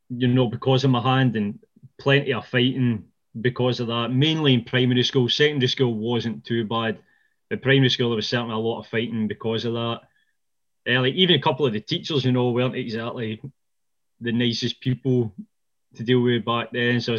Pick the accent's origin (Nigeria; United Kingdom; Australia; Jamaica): United Kingdom; Ayrshire, Scotland; I was brought up in Ayrshire, which is like half an hour south of Glasgow. It is definitely not the, not the tourist area that, uh, you know, Glencoe and the Highlands is